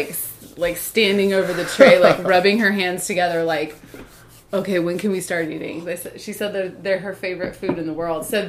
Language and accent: English; the South, United States; we are from the South, like, because by virtue of the fact that we grew up in the South, but our mom is not from the South. She is from Minnesota